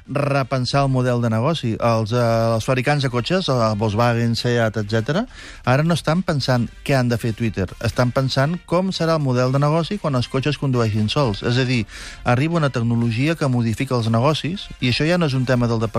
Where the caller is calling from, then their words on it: Granollers, Catalonia, Spain; de Granollers.